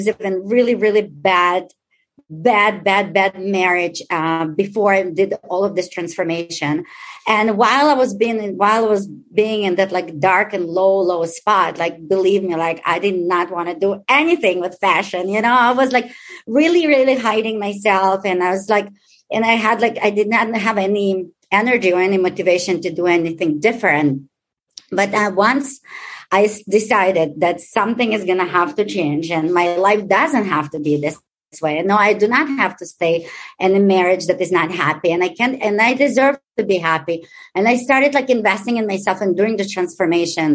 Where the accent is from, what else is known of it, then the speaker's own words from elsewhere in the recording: Israel; English is a second language; moved away as an adult; also born or lived in Ukraine; now in Chicago, United States; I was born in Ukraine, raised in Israel